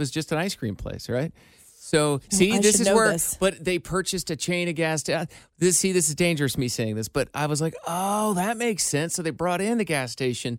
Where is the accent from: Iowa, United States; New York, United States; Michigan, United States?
Iowa, United States; now in Cincinnati, United States; I grew up in the Midwest, Iowa